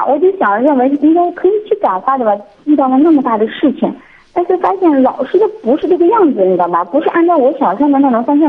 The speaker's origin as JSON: {"language": "Chinese", "region": "Shandong", "country": "China", "said": "山东的。"}